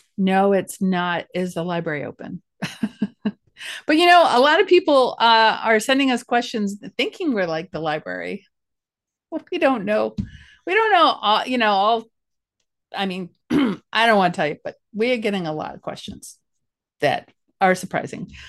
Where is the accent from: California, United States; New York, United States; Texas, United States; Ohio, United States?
Ohio, United States; Ashtabula County; also born or lived in Cleveland, Ohio; I came from Asheville County, and I felt like a country mouse working in the big city.